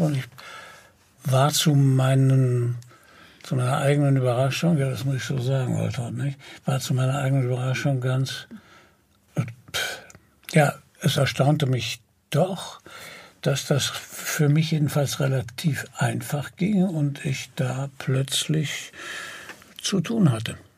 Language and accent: German; Germany; als Europäer und als Deutsche